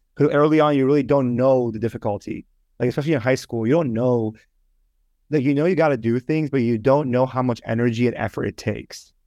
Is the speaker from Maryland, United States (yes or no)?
no; Northern Virginia, United States; moved away as an adult; also born or lived in Toronto, Canada / Richmond, Virginia / Miami; now in Boston, United States; I moved from Toronto to Northern Virginia when I was about, like, six years old. So I pretty much grew up in, uh, Northern Virginia